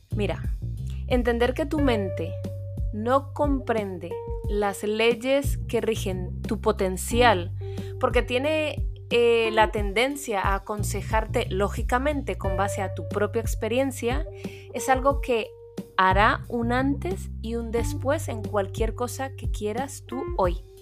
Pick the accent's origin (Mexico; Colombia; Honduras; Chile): Colombia; now in Spain; Colombia, mi país de origen